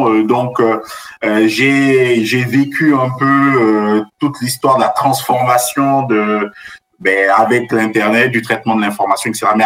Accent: Central African Republic; moved away as an adult; also born or lived in Cameroon; now in France; je suis originaire d'Afrique. Je suis né au Cameroun, mais je suis originaire du Bénin. Puis j'ai grandi dans différents pays africains, notamment en République centrafricaine. Mhm. Et à 18 ans, je suis venu en France pour faire mes études.

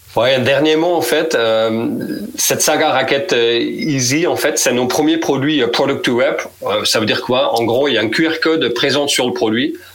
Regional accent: Netherlands; moved away; je suis néerlandais, 44 ans

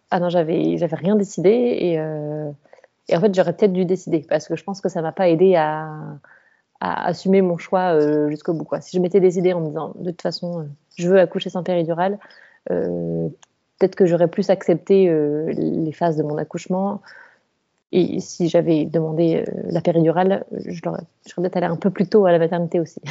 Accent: Colmar, Grand Est, France; je viens de la région de Colmar

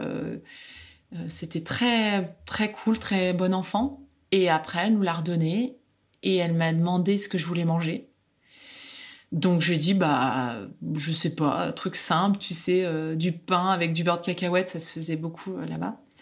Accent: France; now in Netherlands; je suis française

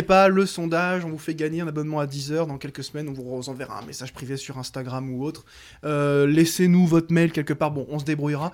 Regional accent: Lyon, Auvergne-Rhône-Alpes, France; en tant que lyonnais

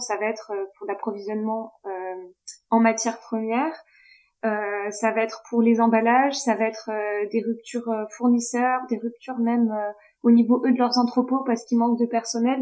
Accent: Toulouse, Occitania, France; je suis originaire de, de Toulouse

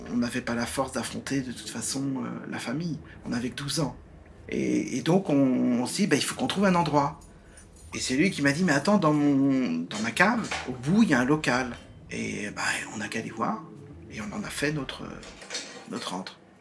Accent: Nantes, Pays de la Loire, France; also born or lived in Vertou; je suis né à Nantes euh, en mai 67

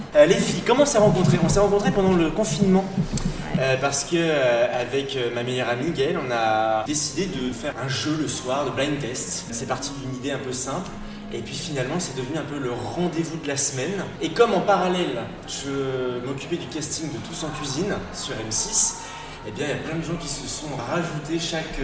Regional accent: Gémozac, Nouvelle-Aquitaine, France; je suis originaire de Sainte et plus précisément de Gémozac

